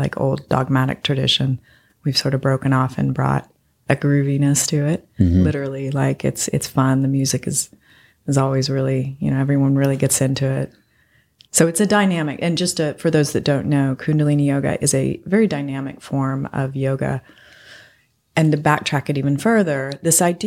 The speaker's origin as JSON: {"language": "English", "region": "Colorado", "country": "United States", "moved": "yes", "lives_now": "Memphis, United States", "said": "I'm from Colorado, so I'm used to rocks and the mountains."}